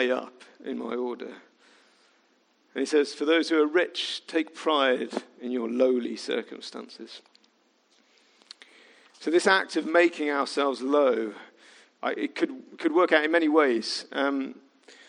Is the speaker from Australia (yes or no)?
no; Midlands, United Kingdom; I was from the Midlands